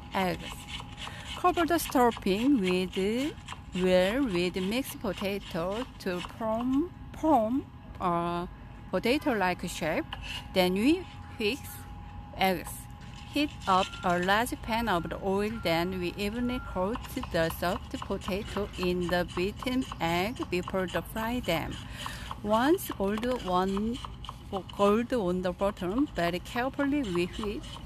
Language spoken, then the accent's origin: English; South Korea; moved away; I'm Korean.